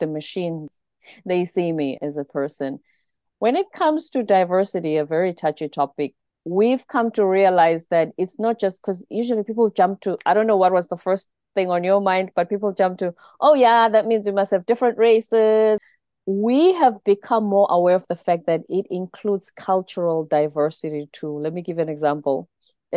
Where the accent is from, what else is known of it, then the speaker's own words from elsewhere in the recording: South Africa; I'm South African